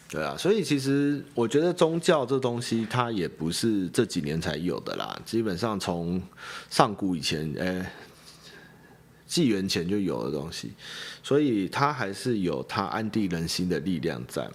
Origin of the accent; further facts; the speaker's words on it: Xinying, Tainan, Taiwan; now in New Taipei, Taiwan; 我老家就新营人啊， 啊， 我也不会说我是台南人啊，我都说我是新营人